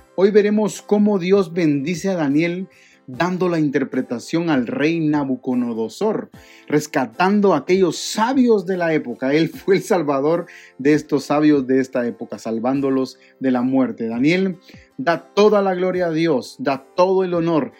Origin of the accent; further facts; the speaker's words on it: Guatemala; en mi país, en Guatemala